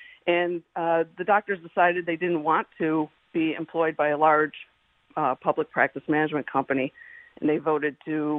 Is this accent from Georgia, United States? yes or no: no; the Berkshires, Massachusetts, United States; I was born and raised in the Berkshires